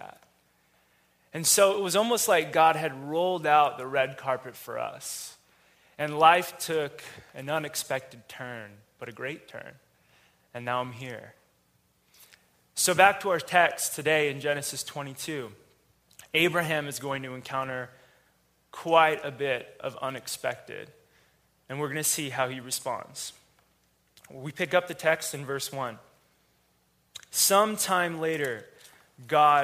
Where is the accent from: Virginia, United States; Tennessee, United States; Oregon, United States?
Oregon, United States; Gresham; I grew up in Gresham.